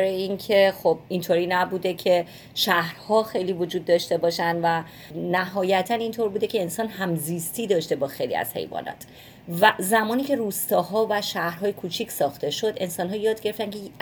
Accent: Iran; moved away; همیشه با گربه بزرگ شدیم اونطوری که من یادمه خب مسلما توی ایران شاید نوع نگاه فرق بکنه اما به عنوان یه بچه

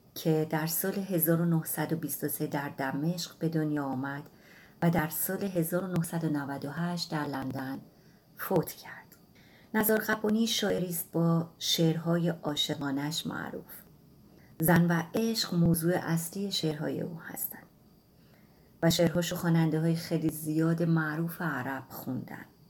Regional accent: Iran; من توی نقطه کبیری توی ایران به دنیا اومدم

